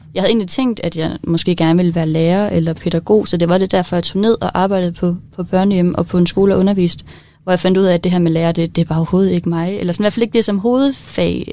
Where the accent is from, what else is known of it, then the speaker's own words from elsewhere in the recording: Denmark; min hudfarve og mig som dansker